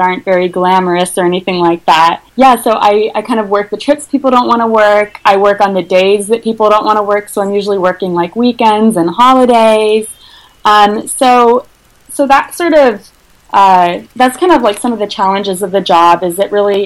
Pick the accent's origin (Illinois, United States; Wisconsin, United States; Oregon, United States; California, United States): Oregon, United States; Eugene; moved away; I'm from Eugene, which is a small, about 150,000 people. It's a college town in the state of Oregon.